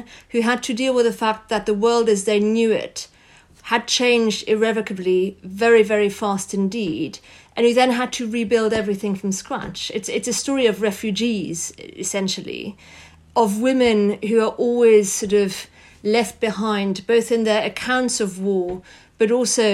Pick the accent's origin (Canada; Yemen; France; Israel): France; I grew up in France